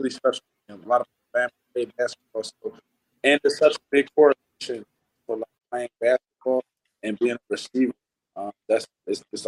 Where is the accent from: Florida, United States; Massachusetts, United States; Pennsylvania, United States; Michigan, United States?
Pennsylvania, United States; Philadelphia; moved away as an adult; now in Edmonton, Canada; originally I'm from Philadelphia, Pennsylvania